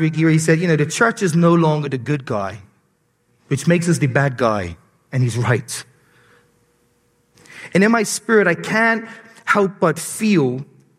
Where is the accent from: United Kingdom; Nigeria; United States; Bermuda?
Bermuda; accent: Bermudian; my Bermudian accent